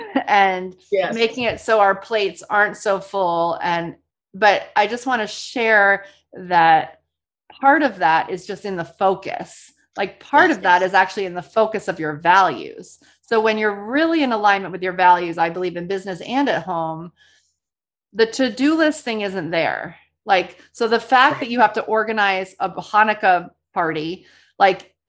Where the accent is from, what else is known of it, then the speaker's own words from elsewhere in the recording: New Orleans, Louisiana, United States; I'm from New Orleans. And so, you know, every year it's like super fun for me to teach my tradition that I was brought up with around Mardi Gras